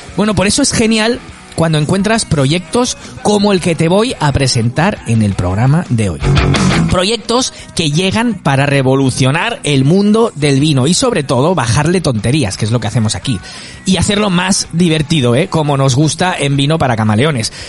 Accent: Esparreguera, Catalonia, Spain; moved away as an adult; now in Costa del Sol, Spain; soy de allí

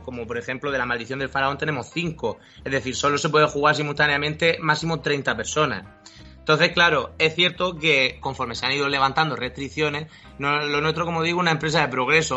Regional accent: Murcia, Region of Murcia, Spain; moved away as an adult; also born or lived in Madrid; nosotros somos de aquí de Murcia y nos volvimos de Madrid a vivir

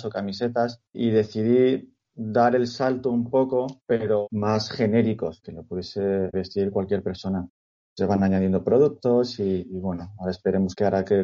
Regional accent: Madrid, Community of Madrid, Spain; Mi relación previa con el fútbol, bueno, yo soy de Madrid y yo era socio y abonado de, uno de los dos grandes, vamos a dejarlo ahí.

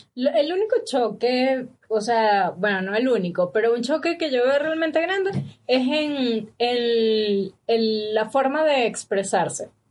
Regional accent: Valencia, Carabobo, Venezuela; also born or lived in San Felipe; now in Ecuador; yo nací en Valencia, okay. pero me registraron en San Felipe

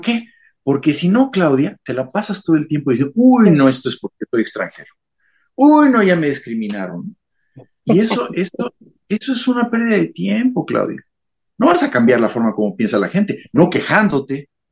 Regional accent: Mexico City, Mexico; moved away as an adult; now in Japan; Yo nací en la Ciudad de México, este, yo soy de allá, este, y eh, durante mi juventud, toda la vida estuve, este, todo el tiempo de mi juventud estuve en la Ciudad de México.

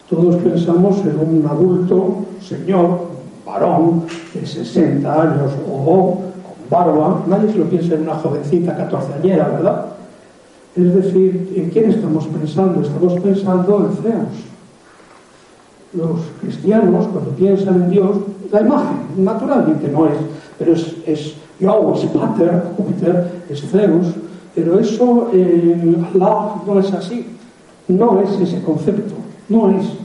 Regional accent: Spain; Pero es que todos los españoles somos mestizos.

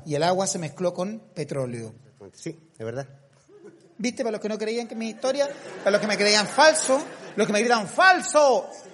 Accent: Castro, Los Lagos, Chile; moved away; Castro, mi tierra natal

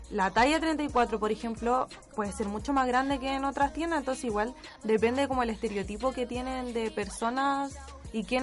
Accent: Santiago, Santiago Metropolitan Region, Chile; Yo soy de acá de Santiago, igual me pasaba eso.

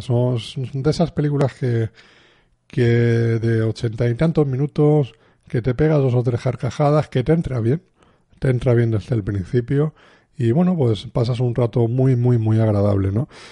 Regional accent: Spain; somos de aquí de España

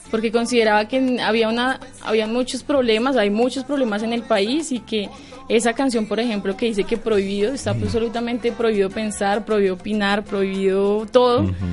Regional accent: Bogotá, Colombia; Yo nací aquí en Bogotá. mi familia pues es de varias partes de, Colombia, decirlo así. Gran parte de Boyacá, del Llano, del Tolima. Entonces, pero mi infancia sí fue aquí.

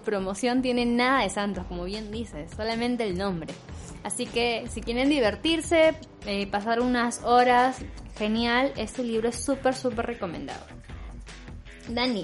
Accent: northern Peru, Peru; accent: northern (sing-song); En el caso de los norteños, eh, un rasgo típico que suele eh, identificarlos es el tono de la voz, que dicen que, que hablamos cantando

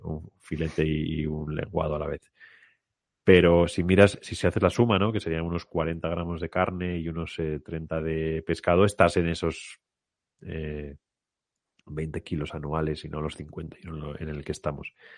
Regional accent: Spain

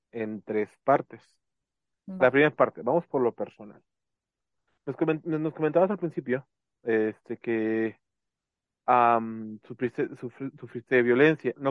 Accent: Mexico; como buena mexicana.

